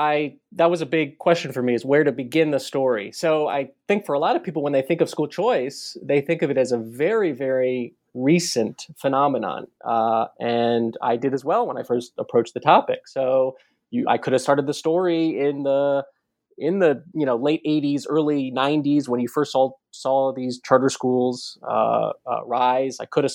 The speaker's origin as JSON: {"language": "English", "town": "Baltimore", "region": "Maryland", "country": "United States", "tie": "born or raised there", "said": "So I grew up in Baltimore. Not too far from Washington, D.C."}